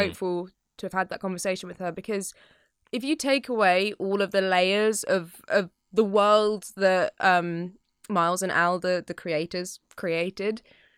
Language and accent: English; New York, United States; I'm from New York